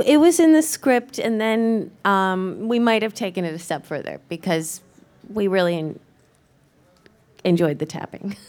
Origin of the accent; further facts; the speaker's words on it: Ohio, United States; moved away; I am from Ohio, born and raised